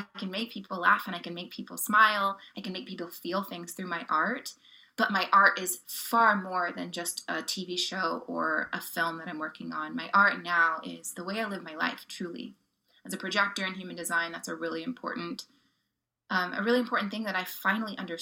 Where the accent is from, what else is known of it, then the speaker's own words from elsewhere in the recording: Oklahoma, United States; My upbringing, I grew up in Oklahoma